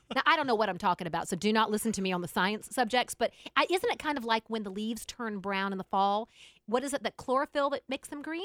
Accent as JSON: {"language": "English", "country": "United States", "said": "I'm an American woman"}